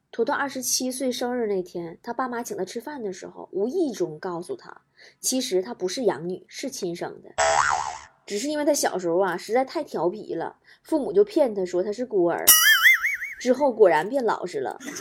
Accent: Northeast China, China; 我们东北人

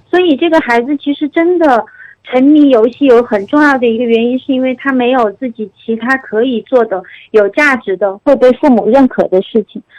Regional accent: Chengdu, Sichuan, China; accent: Chengdu dialect; 我们成都话叫做莫名其妙的死情

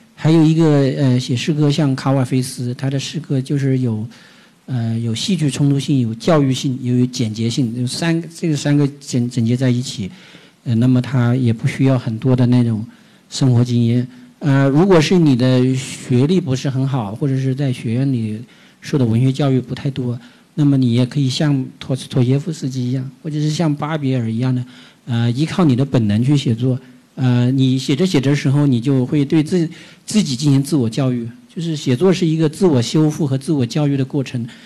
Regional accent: Jiangxi, China; now in Beijing, China; 古龙还是我们祖籍我们江西人呢

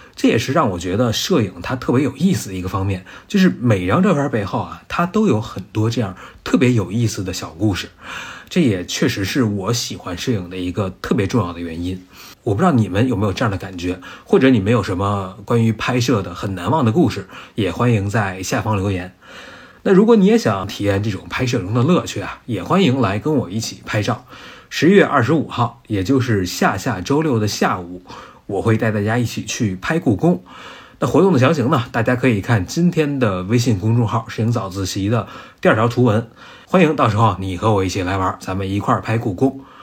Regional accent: Beijing, China; 一个从小在北京、在平原长大的人

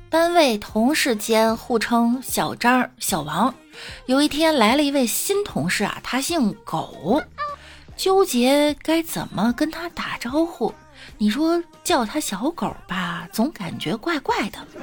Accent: Shandong, China; 我们山东人耿直

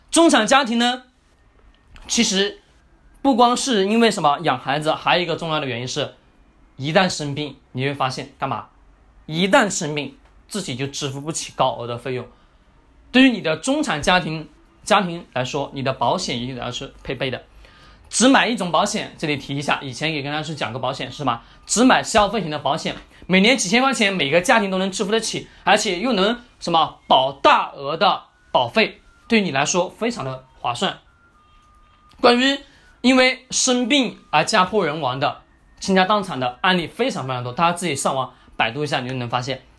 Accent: China; 我们中国人

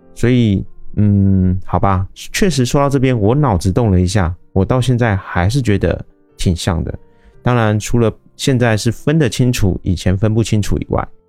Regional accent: Taiwan; 我是一位来自台湾喜欢旅行与这个爱交朋友的

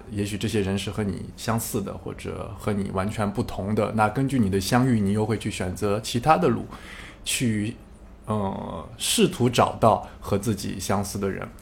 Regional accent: China; moved away; also born or lived in France; 我在中国出生，然后 ，后来去了法国，呃，生活、学习、工作，然后一零年回到中国，也差不多回来有八八年了，啊，八年多了

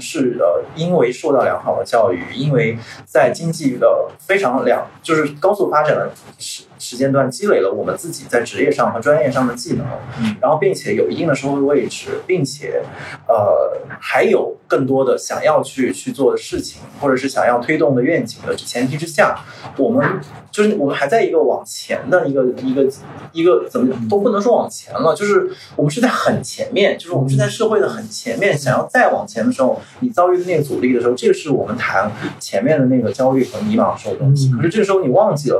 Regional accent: China; 尤其对我们中国人来讲，他可能牺牲自己眼前

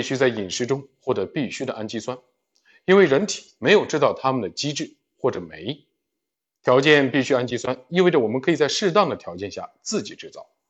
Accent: China; 我们中国人也难

